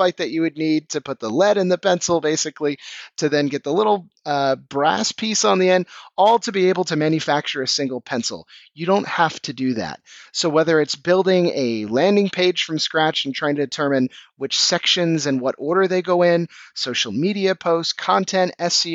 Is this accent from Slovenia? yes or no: no; Washington, District of Columbia, United States; moved away as an adult; now in Copenhagen, Denmark; You might be able to tell by my accent, I'm actually originally from Washington, D.C., but I've been in the startup scene out here for the last 6 years